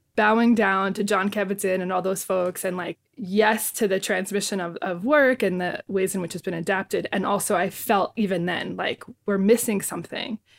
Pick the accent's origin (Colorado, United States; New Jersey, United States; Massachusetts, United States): New Jersey, United States; Bayonne; I was born and raised in Bayonne, New Jersey